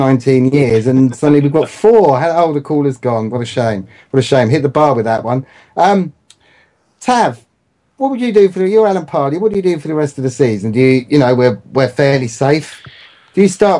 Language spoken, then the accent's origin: English; England, United Kingdom; if you're from down south like us